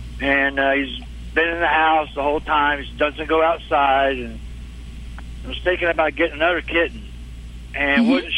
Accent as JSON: {"language": "English", "town": "Dallas", "region": "Texas", "country": "United States", "said": "I'm from Dallas, though."}